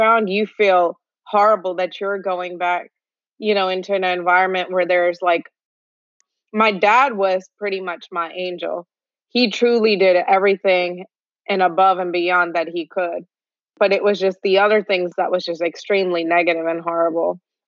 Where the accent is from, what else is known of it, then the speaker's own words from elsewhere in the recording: India; now in United States; So I was born in India. I also lived in Middle East. I'm from India, of course.